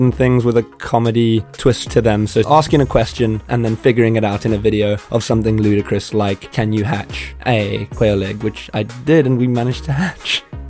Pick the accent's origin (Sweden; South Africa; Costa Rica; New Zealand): South Africa; now in United Kingdom; I'm a South African-born, British-based YouTuber